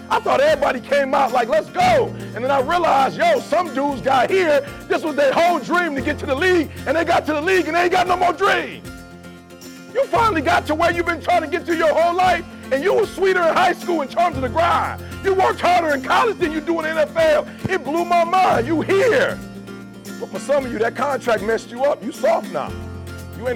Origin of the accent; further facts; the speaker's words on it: Detroit, Michigan, United States; I'm from Detroit.